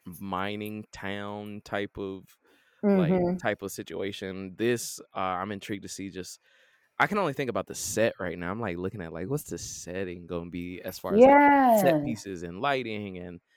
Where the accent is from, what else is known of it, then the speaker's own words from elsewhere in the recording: Atlanta, Georgia, United States; Like my birth certificate say the United States, and I was born at Georgia Baptist, which is now Atlanta Medical, which is now I'm pretty sure Emory or Wellstar. So I'm pretty American.